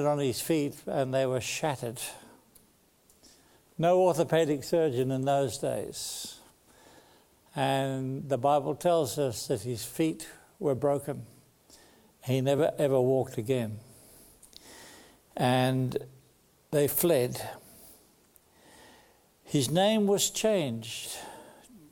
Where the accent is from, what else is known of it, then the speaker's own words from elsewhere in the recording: Sydney, New South Wales, Australia; I was born in Sydney.